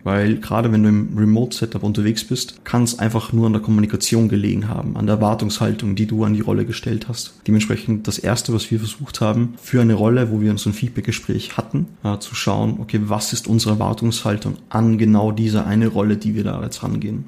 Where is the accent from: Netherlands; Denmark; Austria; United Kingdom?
Austria; also born or lived in Linz, Austria; ich komme eigentlich aus Österreich